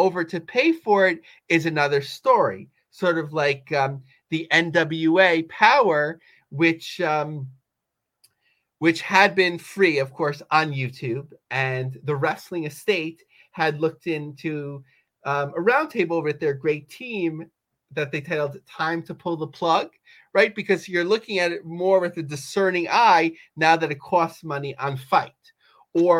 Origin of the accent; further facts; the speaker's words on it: Yonkers, New York, United States; I grew up in Yonkers